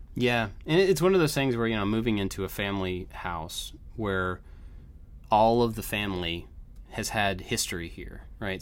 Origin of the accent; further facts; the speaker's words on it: Kentucky, United States; moved away; also born or lived in Georgia; we moved from Georgia to Kentucky